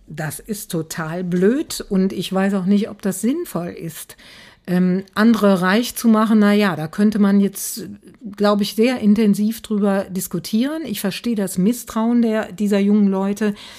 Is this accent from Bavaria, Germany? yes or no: no; Aachen, North Rhine-Westphalia, Germany; ich komme aus Aachen